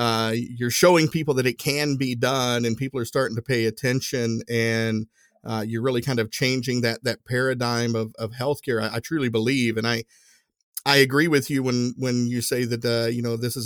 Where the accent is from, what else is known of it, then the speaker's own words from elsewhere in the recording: Northeast Tennessee, United States; growing up in Northeast Tennessee, not a lot of opportunities in my hometown